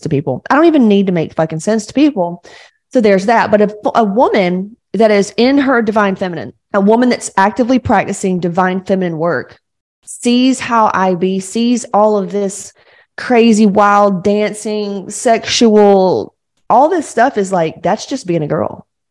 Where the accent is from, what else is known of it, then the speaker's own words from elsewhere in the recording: Georgia, United States; I, I grew up in Georgia, like real Southern Baptists